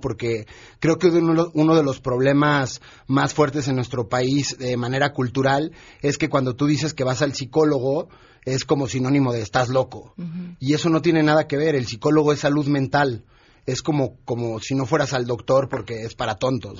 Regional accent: Mexico; nuestro país que obviamente es lo que más nos importa porque somos mexicanos

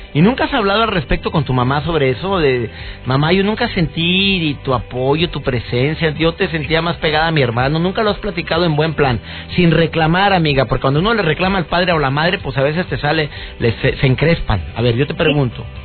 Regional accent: Monterrey, Nuevo León, Mexico

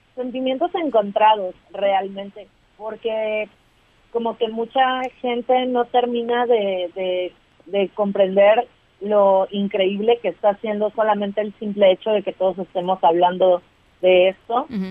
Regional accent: Veracruz, Mexico; nosotras somos del estado de Veracruz

